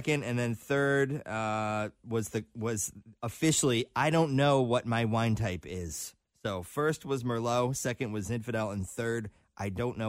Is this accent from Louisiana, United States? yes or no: no; Detroit, Michigan, United States; I grew up in Detroit.